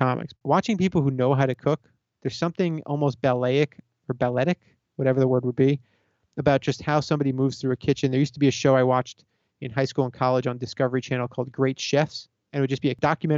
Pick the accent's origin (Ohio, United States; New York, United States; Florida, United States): Florida, United States; South; I grew up in South Florida.